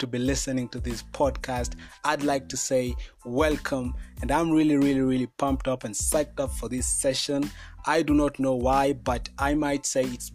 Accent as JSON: {"language": "English", "country": "Kenya", "said": "I'm a Kenyan by nationality, and I'm really proud of my country"}